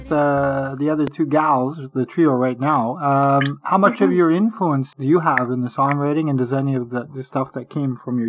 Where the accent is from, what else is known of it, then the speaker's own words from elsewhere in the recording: Montreal, Quebec, Canada; I grew up in LaSalle in Montreal, and that was when I was growing up, we were the only English family on the block. So I got to know all the French families on the block